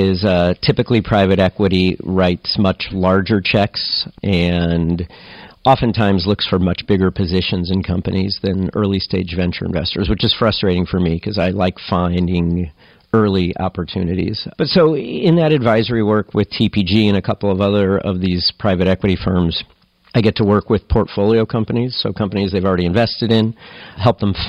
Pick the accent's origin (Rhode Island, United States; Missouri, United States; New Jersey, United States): Missouri, United States; St. Louis; moved away as an adult; also born or lived in Chicago; I grew up in St. Louis, Missouri